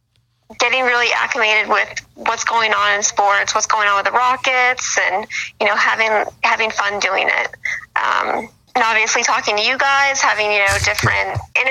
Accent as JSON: {"language": "English", "town": "Boston", "region": "Massachusetts", "country": "United States", "tie": "born or raised there", "moved": "as an adult", "lives_now": "Los Angeles, United States", "said": "I'm originally from Boston. That's where I grew up, but been living in LA for about 5 years now"}